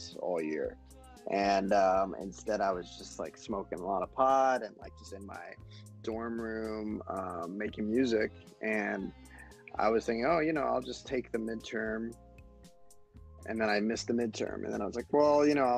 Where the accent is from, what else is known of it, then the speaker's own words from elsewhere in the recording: Miami, Florida, United States; moved away; I'm also from Miami originally